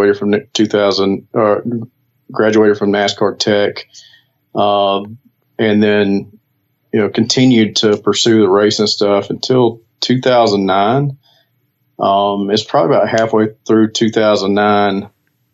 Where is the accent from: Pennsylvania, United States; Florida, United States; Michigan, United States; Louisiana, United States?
Louisiana, United States; Bastrop; I grew up in Northeast Louisiana